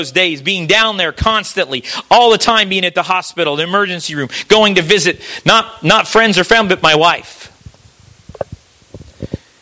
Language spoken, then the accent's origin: English; United States; moved away; also born or lived in Missouri / Kentucky; I was raised back in Missouri and Kentucky in that area, and we float the river back there